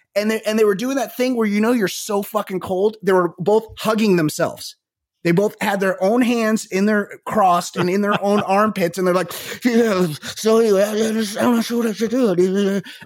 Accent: Costa Mesa, California, United States; I am from Costa Mesa, California

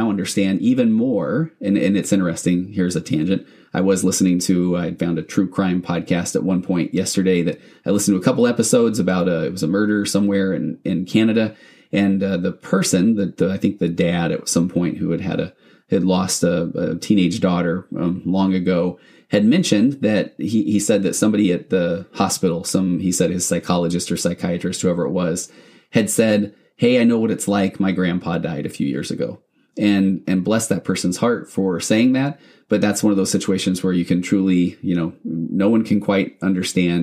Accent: Utah, United States; moved away as an adult; I grew up in Utah, but I haven't been back there or I haven't lived there in 20-something years

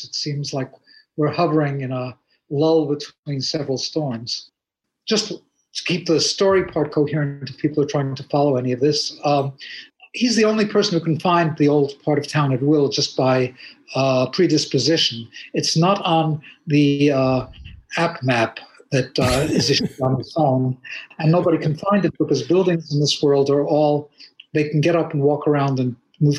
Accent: New York, United States; I'm a New Yorker

